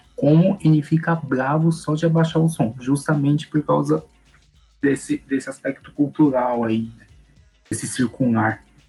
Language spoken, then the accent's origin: Portuguese; São Paulo, Brazil; São Paulo, de onde eu sou